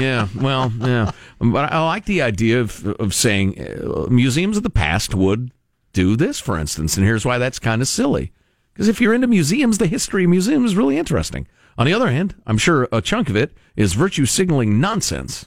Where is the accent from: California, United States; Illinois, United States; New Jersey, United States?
Illinois, United States; Chicago; I grew up in Chicago and went to the Brookfield Zoo